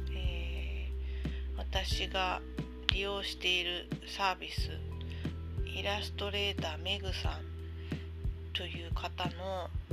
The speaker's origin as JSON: {"language": "Japanese", "town": "Sendai", "region": "Miyagi", "country": "Japan", "tie": "born or raised there", "moved": "yes", "lives_now": "Kanto, Japan", "said": "私今関東に住んでるけど出身は仙台市なの"}